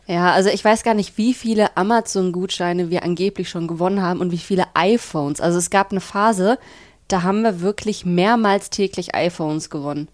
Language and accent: German; Bielefeld, North Rhine-Westphalia, Germany; moved away as an adult; now in Berlin, Germany; Ich komme auch aus Bielefeld. Mhm. Ich bin mhm. da aufgewachsen, habe da 19 Jahre lang gelebt